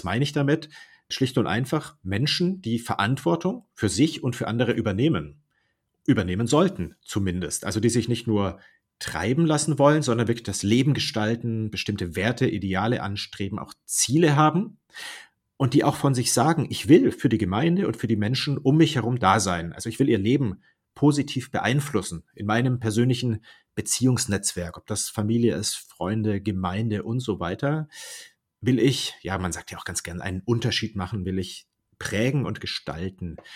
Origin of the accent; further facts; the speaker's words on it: Baden-Württemberg, Germany; ursprünglich komme ich aus dem Ländle, aus Baden-Württemberg, zwischen Stuttgart und Karlsruhe.